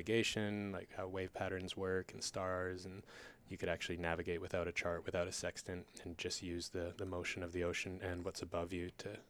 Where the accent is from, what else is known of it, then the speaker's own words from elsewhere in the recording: Maple Ridge, British Columbia, Canada; also born or lived in Vancouver Island; I'm the Executive Director of Plastic Oceans Canada. That came about as I grew up in Maple Ridge, in the Lower Mainland outside of Vancouver.